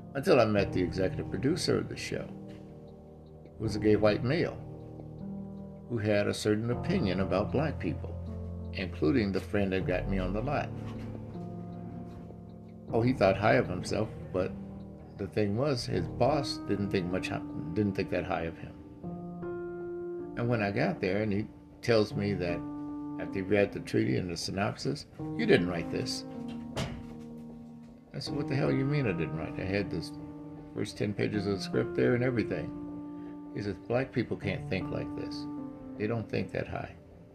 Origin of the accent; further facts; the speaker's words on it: Gary, Indiana, United States; also born or lived in Ohio; I'm originally from Gary, Indiana, and back there, it was uncommon for me to date a black man.